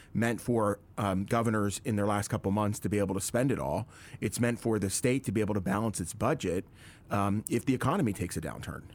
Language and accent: English; Lebanon, Pennsylvania, United States; Lebanon. I'm from Lebanon